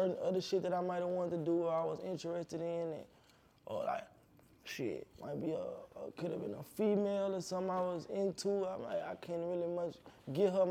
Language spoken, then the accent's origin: English; United States; also born or lived in Dallas, Texas / Baton Rouge, Louisiana; my hometown, Baton Rouge and Dallas